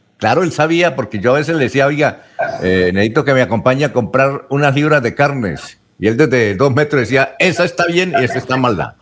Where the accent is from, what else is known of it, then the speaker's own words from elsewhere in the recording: Barichara, Santander, Colombia; soy de Barichara y pues obviamente muy amigo de su, de su padre, discutimos mucho cuando jóvenes allá en Barichara